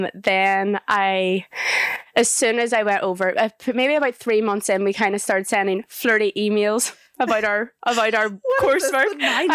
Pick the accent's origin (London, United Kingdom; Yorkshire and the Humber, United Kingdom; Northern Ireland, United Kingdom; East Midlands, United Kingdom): Northern Ireland, United Kingdom; now in Leeds, United Kingdom; I'm 25. I'm from Northern Ireland